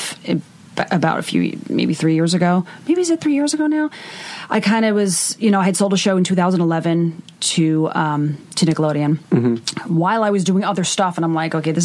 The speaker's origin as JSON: {"language": "English", "area": "Long Island", "region": "New York", "country": "United States", "moved": "as an adult", "lives_now": "Los Angeles, United States", "said": "Long Island, where I'm from originally"}